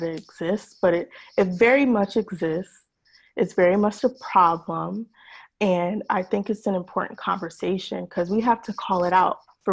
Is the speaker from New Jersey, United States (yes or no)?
yes; New Jersey, United States; now in Austin, United States; I'm originally from New Jersey, and now I'm here in Austin, Texas